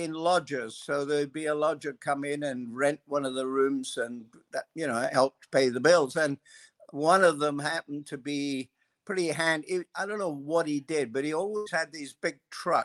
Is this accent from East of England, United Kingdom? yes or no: no; Scotland, United Kingdom; moved away as an adult; also born or lived in Perth, Australia; My family, after the war, when things were really pretty tough in Scotland, my father and a neighbor and his family and our family decided they'd take the challenge to emigrate to Australia